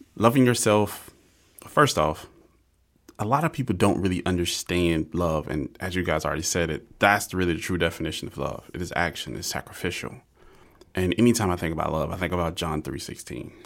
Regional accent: Georgia, United States; I grew up in Georgia.

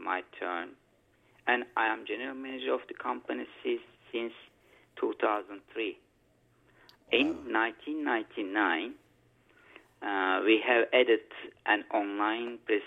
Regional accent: Eskişehir, Turkey; I was born in Eskişehir, Turkey, and I am 40 years old now.

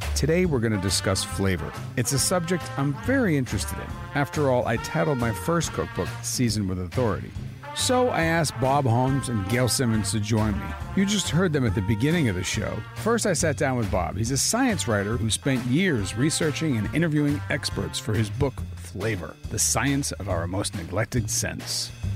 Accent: Italy; now in United States; I grew up in Italy, you know, and I would be sitting in the countryside in Italy. As a kid

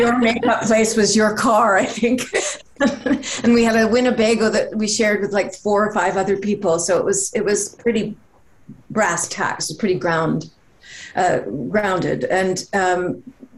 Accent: Canada; we're both Canadian

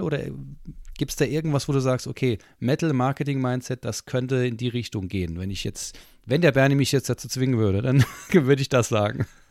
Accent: Saarland, Germany; als Saarländer ist ja Maggi, bin ich ja mit Maggi aufgezogen worden

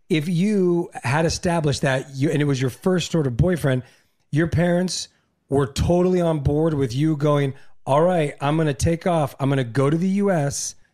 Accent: La Puente, California, United States; I'm from La Puente, yeah

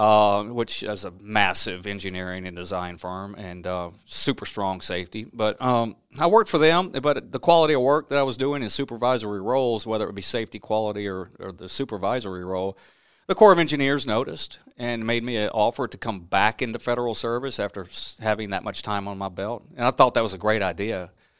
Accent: Louisiana, United States; But I grew up in the Duck Dynasty part of Louisiana, southwest Mississippi area, and that's my roots. And I had a typical childhood in a small town, farming town, and I wouldn't change anything about it.

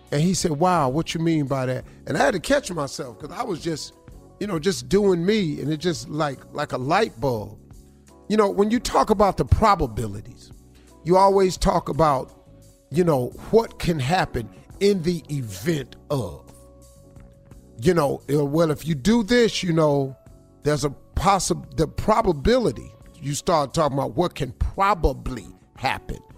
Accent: Welch, West Virginia, United States; moved away; also born or lived in Cleveland, Ohio (112th and Superior); I'm from Welch, West Virginia, a coal mine in town. I grew up in a holler.

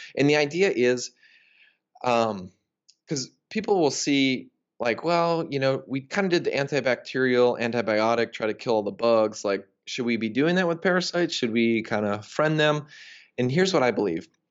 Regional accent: United States; I grew up in the United States

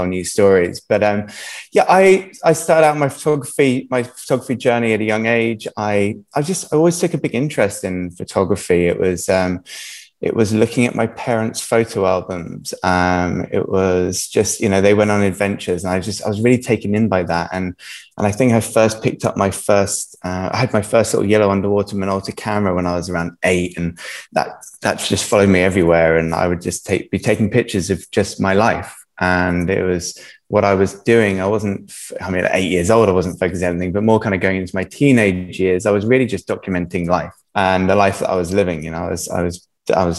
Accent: Jersey; originally I'm from Jersey. I've been in Jersey my whole life. Jersey is an amazing home. You know, I've been brought up in island life

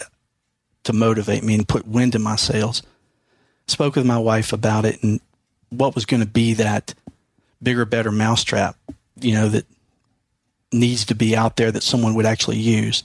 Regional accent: Mississippi, United States; now in Virginia, United States; I'm originally from Mississippi

